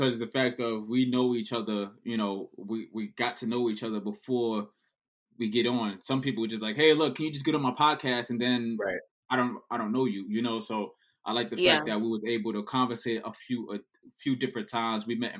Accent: Syracuse, New York, United States; I'm from New York. Okay, what part of New York? Oh, I'm from Syracuse.

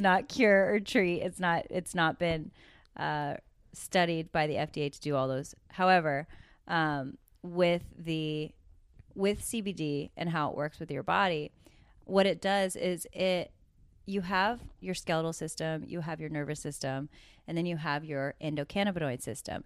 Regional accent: Coquille, Oregon, United States; moved away; also born or lived in Los Angeles; I grew up in Coquille, Oregon

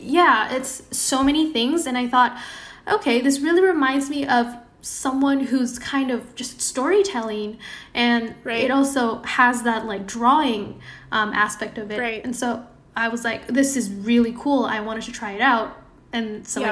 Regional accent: Indonesia; moved away as an adult; now in Bay Area, United States; I was born and raised in Indonesia.

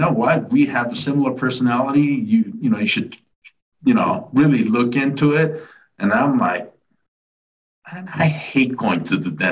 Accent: Fullerton, California, United States; moved away as an adult; also born or lived in South Korea / Los Angeles, California / Arizona; now in Laguna Beach, United States; Home is Fullerton, California, Orange County

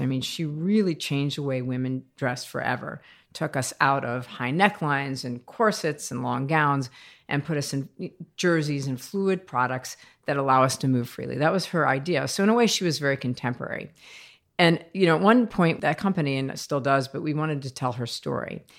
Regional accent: United States; moved away as an adult; also born or lived in France; I'm American, by the way, and I'm twenty-two years old

